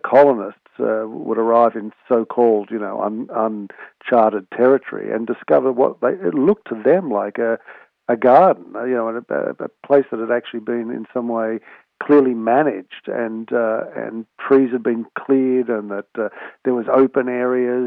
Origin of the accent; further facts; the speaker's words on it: Sydney, New South Wales, Australia; I grew up in Manly, on Sydney's northern beaches